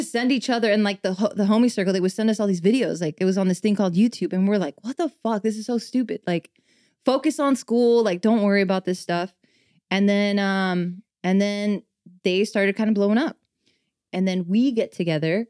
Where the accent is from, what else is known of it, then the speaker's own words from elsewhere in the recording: Los Angeles, California, United States; born and raised in East